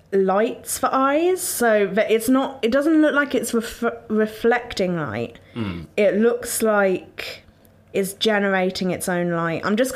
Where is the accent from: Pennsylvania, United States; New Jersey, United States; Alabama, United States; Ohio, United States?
Ohio, United States; I grew up in Ohio, near Loveland, and saw it when camping.